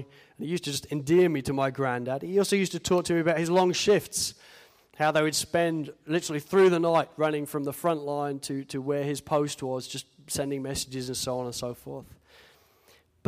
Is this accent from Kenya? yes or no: no; United Kingdom; moved away as an adult; now in Australia; being British